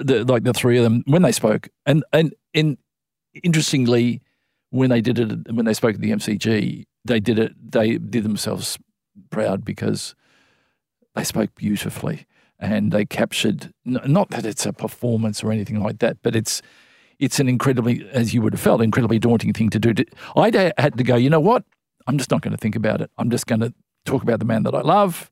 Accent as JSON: {"language": "English", "town": "Melbourne", "region": "Victoria", "country": "Australia", "tie": "born or raised there", "said": "I grew up in in Melbourne"}